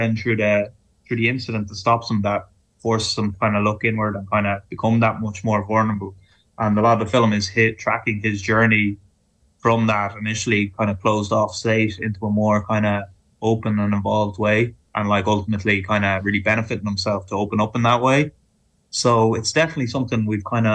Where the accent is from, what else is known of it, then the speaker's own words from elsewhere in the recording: Ireland; our experience of growing up in Ireland